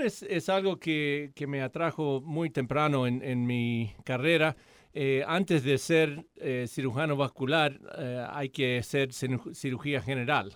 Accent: Argentina; also born or lived in Atlanta, United States; now in Hamilton, United States; soy argentino, entonces hablo español

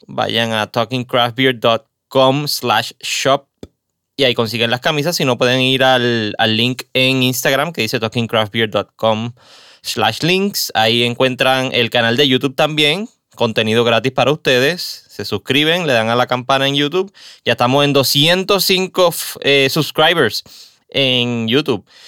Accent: Caguas, Puerto Rico; also born or lived in San Juan; Mi ciudad de, toda la vida, en Cagua

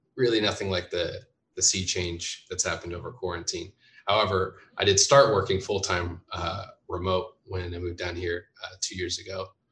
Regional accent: Bakersfield, California, United States; also born or lived in Oregon / Bay Area / Berkeley / San Francisco; now in Los Angeles, United States; I was born in Oregon uh, and then raised up in Bakersfield, which is uh, just north of LA.

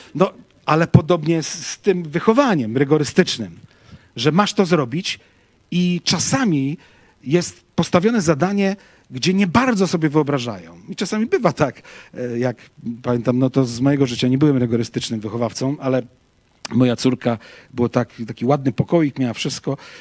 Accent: Łódź, Łódź Voivodeship, Poland; ja z Łodzi pochodzę

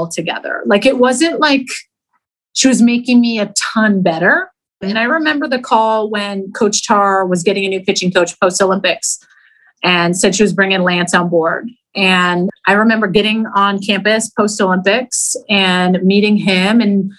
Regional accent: Canada; moved away as an adult; being a Canadian

